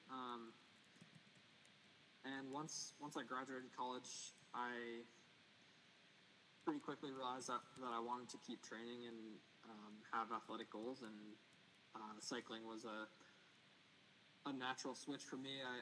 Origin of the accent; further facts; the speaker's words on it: a small town outside of Portland, Maine, United States; I grew up in Maine, a small town outside of Portland.